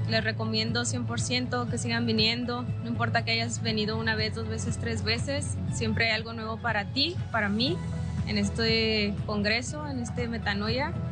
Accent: Tijuana, Baja California, Mexico; vengo de Tijuana.

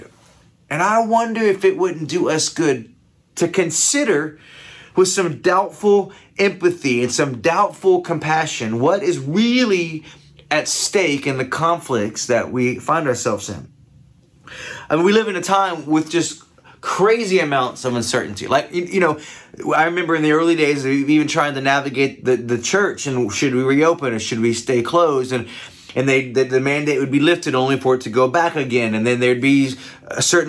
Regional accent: Ohio, United States; I come from Ohio

